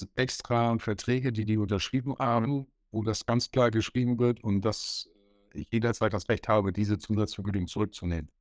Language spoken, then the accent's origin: German; north-eastern Germany, Germany; Ich wieder als Ossi und Norddeutscher